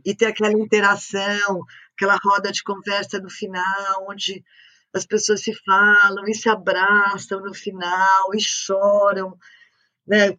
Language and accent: Portuguese; São Paulo, Brazil; first language French; a gente é Paulistana a gente não tem praia